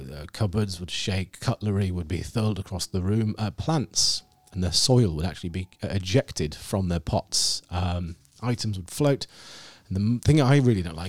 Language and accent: English; Scarborough, Yorkshire and the Humber, United Kingdom; I grew up in Scarborough, and I live next to a park, Fallsgrave Park